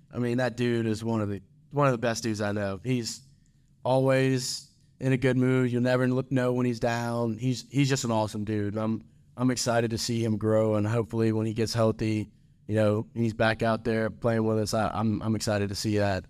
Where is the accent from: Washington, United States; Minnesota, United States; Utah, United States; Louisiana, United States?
Louisiana, United States; Baton Rouge; moved away as an adult; now in Ruston, United States; I'm from Baton Rouge, Louisiana.